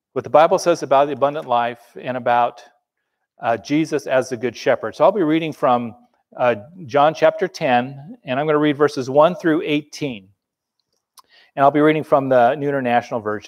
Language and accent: English; Los Angeles, California, United States; I grew up in Los Angeles